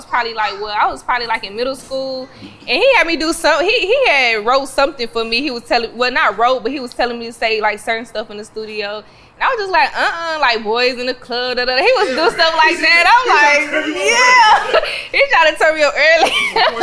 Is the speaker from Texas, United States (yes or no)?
yes; Fort Worth, Texas, United States; I'm from Eastwood, Fort Worth